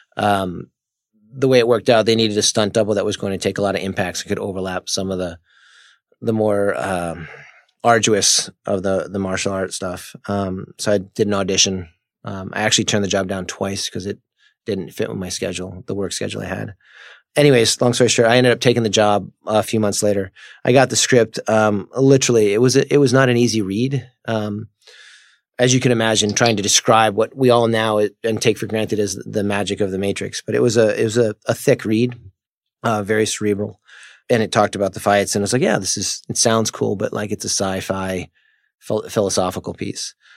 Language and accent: English; Palmer, Massachusetts, United States; moved away; I'm from Palmer, Massachusetts